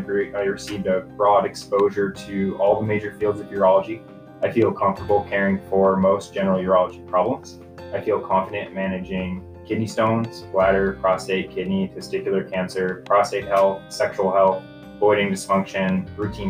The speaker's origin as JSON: {"language": "English", "town": "Wenatchee", "region": "Washington", "country": "United States", "tie": "born or raised there", "also_born_or_lived": "East Coast", "moved": "as an adult", "lives_now": "Meridian, United States", "said": "I grew up in Wenatchee, Washington"}